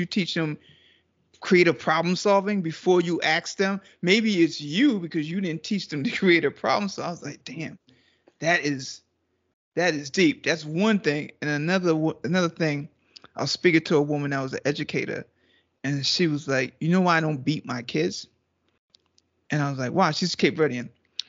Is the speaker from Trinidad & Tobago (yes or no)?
yes; Trinidad & Tobago